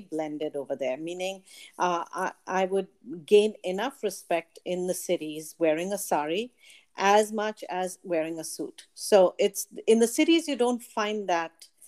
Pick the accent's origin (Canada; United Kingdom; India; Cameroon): India; I am Indian